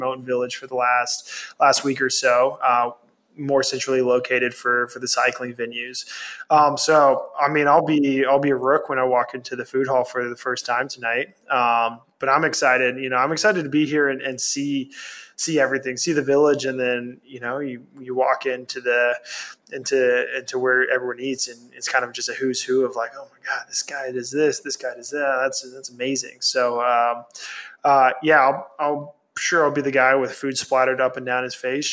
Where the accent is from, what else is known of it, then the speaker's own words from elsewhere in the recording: Texas, United States; I'm from Texas